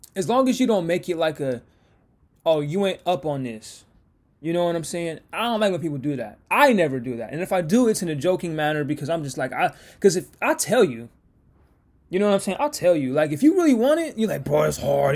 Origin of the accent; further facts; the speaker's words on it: Washington, United States; I'm from Washington